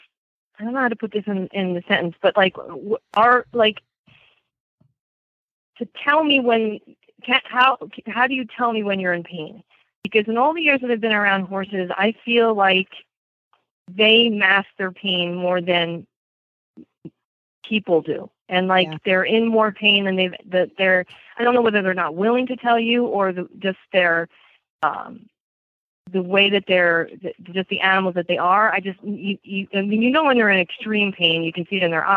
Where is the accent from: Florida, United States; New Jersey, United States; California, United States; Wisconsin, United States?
New Jersey, United States; Bergen County; accent: Jersey; also born or lived in Morris County, New Jersey; I was born in Bergen County and we moved to Morris County when I was about 10